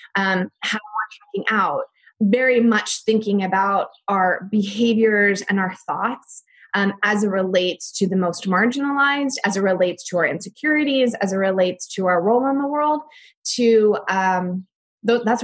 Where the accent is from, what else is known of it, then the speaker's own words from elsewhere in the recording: outside of Philadelphia, Pennsylvania, United States; I had a very average suburban childhood. I grew up outside of Philadelphia to an architect and a nurse